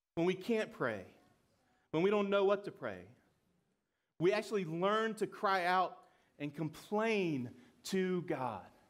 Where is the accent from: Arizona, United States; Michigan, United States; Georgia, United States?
Georgia, United States; I'm from Georgia